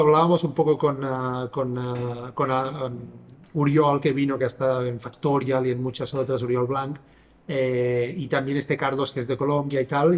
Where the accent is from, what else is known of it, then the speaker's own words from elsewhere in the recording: Sabadell, Catalonia, Spain; moved away; Yo soy de Sabadell